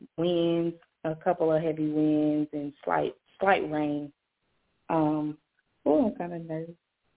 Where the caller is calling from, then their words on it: Jacksonville, Florida, United States; Jacksonville, Florida.